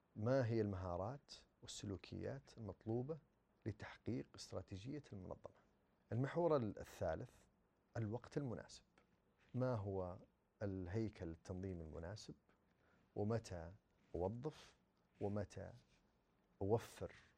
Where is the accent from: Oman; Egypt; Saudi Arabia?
Saudi Arabia; عندنا في السعوديه